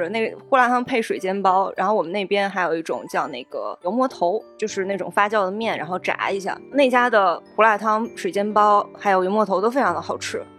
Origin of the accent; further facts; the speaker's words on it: northern China, China; 我作为一个北方人，我对南方食物的印象就是糯叽叽的比较多。